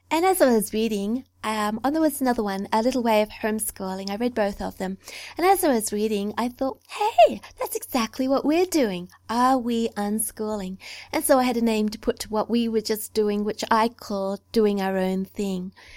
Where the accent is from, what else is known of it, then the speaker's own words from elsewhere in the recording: Australia; also born or lived in New South Wales; I'm an Australian